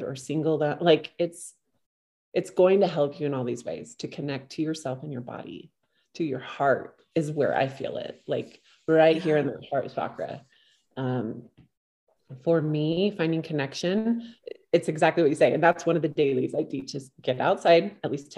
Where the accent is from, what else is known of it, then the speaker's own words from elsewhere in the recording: Southern Utah, United States; I live in Northern Utah. I'm from Southern Utah.